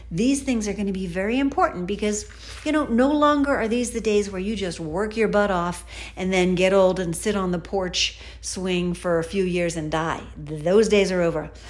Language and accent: English; Philadelphia, Pennsylvania, United States; I was born in Philadelphia